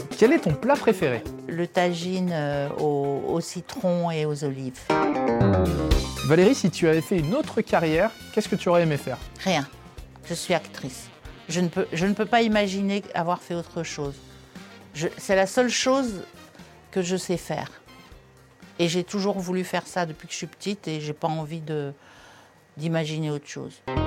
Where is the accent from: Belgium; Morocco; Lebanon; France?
Morocco; Casablanca, Casablanca-Settat; moved away; C'est pas ma région d'origine, mais c'est la région où j'ai grandi. C'est Casablanca, au Maroc